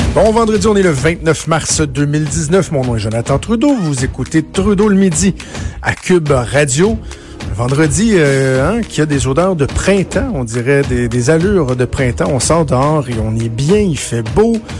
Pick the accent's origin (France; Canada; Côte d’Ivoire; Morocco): Canada; Quebec; je viens du Québec